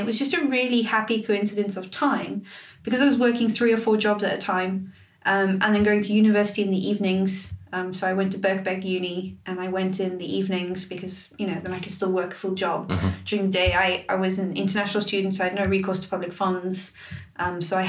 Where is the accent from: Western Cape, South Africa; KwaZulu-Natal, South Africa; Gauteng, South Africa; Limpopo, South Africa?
Western Cape, South Africa; Cape Town; moved away as an adult; now in United Kingdom; So I'm South African. I'm from Cape Town in South Africa